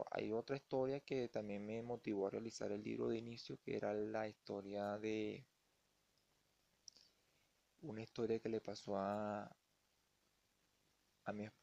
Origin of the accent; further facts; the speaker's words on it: Venezuela; que ya saben mi situación, que soy venezolano, no pude optar por las regalías.